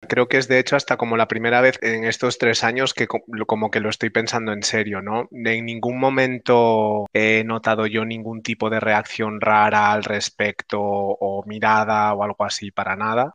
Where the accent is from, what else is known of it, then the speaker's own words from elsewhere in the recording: Pontevedra, Galicia, Spain; moved away as an adult; also born or lived in Ourense / Barcelona; now in Amsterdam, Netherlands; yo soy gallego, nací en Pontevedra, bueno, no, nací en Orense, eh, pero me crié en Pontevedra